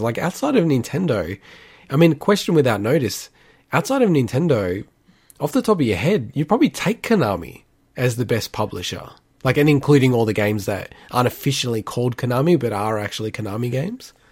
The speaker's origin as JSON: {"language": "English", "country": "Australia", "said": "we are from Australia"}